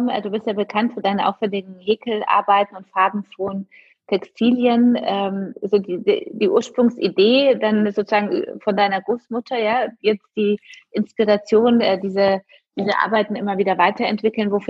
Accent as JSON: {"language": "German", "country": "Poland", "said": "Das kenne ich auch aus Polen. Ich komme ursprünglich aus Polen"}